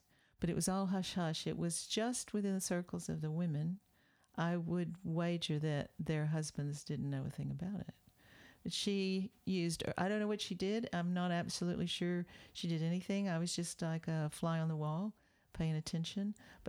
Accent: Deep South, United States; When I was growing up in the Deep South in the 50s

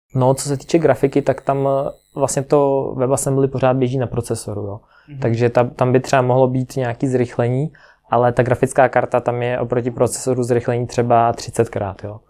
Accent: Ukraine; also born or lived in Prague, Czech Republic / Kostelec nad Orlicí, Czech Republic; now in Czech Republic; Jinak pocházím z Ukrajiny, proto mám takový ne úplně český jméno.

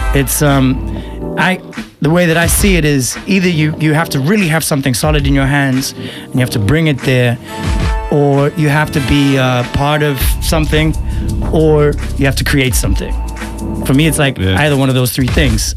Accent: Eswatini; I'm from Eswatini, mm-hmm. aka Swaziland

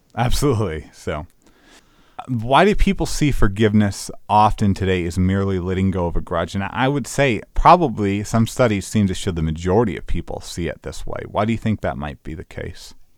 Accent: United States

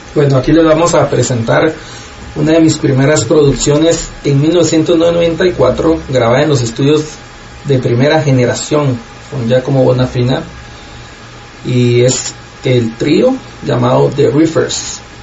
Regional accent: Guatemala; moved away as an adult; now in Los Angeles, United States; soy guatemalteco, como tú dijiste, vivo en Los Ángeles, California pues viví hasta que tenía 25 años en Guatemala, puro chapín

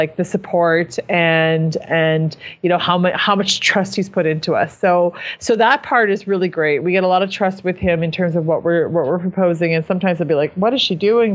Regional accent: Saskatchewan, Canada; the kind of people that we are from Saskatchewan

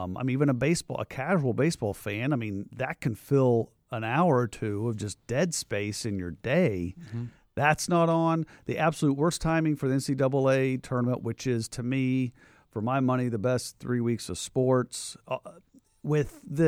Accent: Midwest, United States; Yeah. Yeah. It was like, as a sports fan and being a Midwesterner, it was the Big Ten tournament

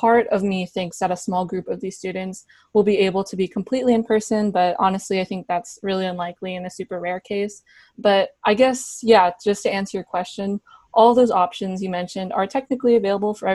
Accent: Bay Area, California, United States; I was born and raised in the Bay Area

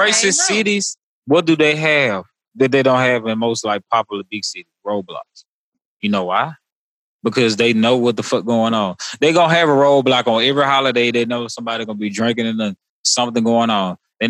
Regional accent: Mississippi, United States; in Mississippi, I've learned that the one thing the KKK does is they recruit

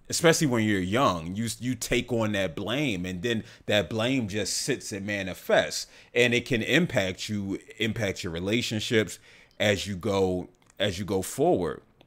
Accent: the South, United States; growing up in the South

